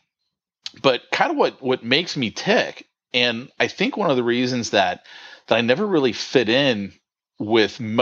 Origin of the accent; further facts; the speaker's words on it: San Francisco Bay Area, California, United States; moved away as an adult; now in Southern California, United States; I grew up in the San Francisco Bay Area